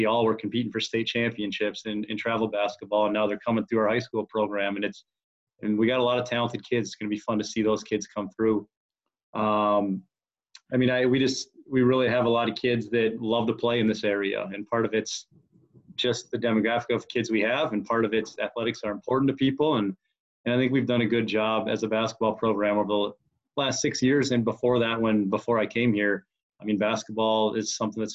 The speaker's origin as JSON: {"language": "English", "town": "Rice", "region": "Minnesota", "country": "United States", "tie": "born or raised there", "said": "I grew up in Rice, Minnesota"}